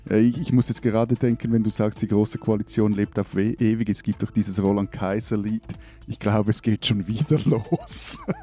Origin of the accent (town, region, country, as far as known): Switzerland